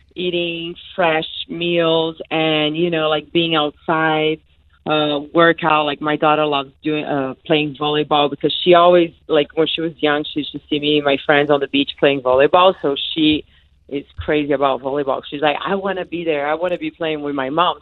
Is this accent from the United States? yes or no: no; Brazil; moved away; I grew up in Brazil, so I grew up in a country that you know, like uh, everything was natural back then